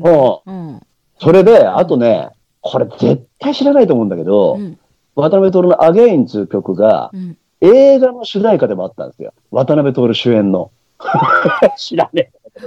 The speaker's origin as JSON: {"language": "Japanese", "town": "Beppu", "region": "Oita", "country": "Japan", "tie": "born or raised there", "also_born_or_lived": "Kanto", "moved": "yes", "said": "さっき言ったその夜明けのランナーを別府で見てたわけじゃん、当時は。まだ中学生だったから。本当俺、初めて関東に来て"}